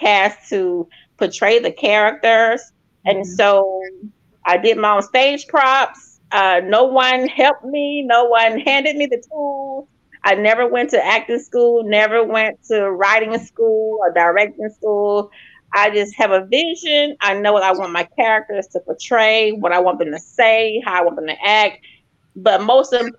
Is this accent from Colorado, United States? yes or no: no; Newnan, Georgia, United States; now in Fairburn, United States; my hometown, Noonan